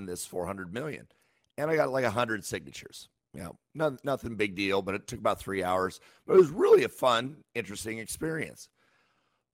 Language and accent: English; Yakima, Washington, United States; I was born and raised in Yakima, which is kind of a small town in the middle of Washington.